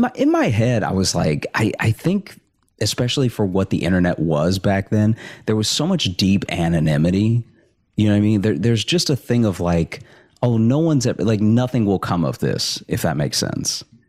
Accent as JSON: {"language": "English", "town": "Alexandria", "region": "Louisiana", "country": "United States", "tie": "born or raised there", "also_born_or_lived": "Chicago", "moved": "as an adult", "said": "I grew up in Alexandria"}